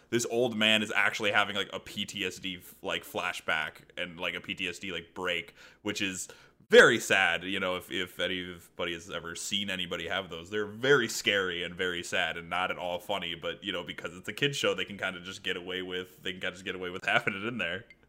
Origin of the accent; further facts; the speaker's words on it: Midwest, United States; I am from the Midwest.